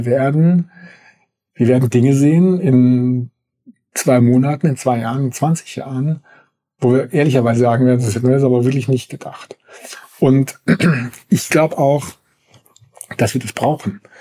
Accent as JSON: {"language": "German", "country": "Germany", "said": "dass wir als, als Deutsche da so langsam das also verstanden haben"}